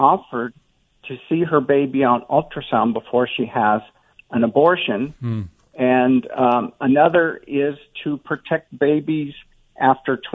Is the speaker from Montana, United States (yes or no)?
yes; Montana, United States; Montana, which is my home state, I'm proud to and always will be a Montanan